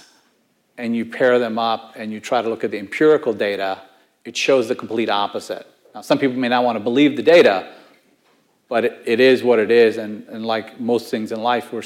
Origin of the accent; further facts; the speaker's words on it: Houston, Texas, United States; I come from Houston, Texas, one of the most diverse cities in the nation